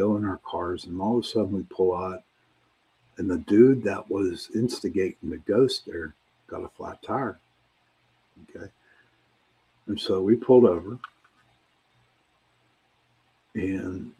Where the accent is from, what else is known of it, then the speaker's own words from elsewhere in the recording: Pittsburgh, Pennsylvania, United States; I'm from Pittsburgh, I'm from the city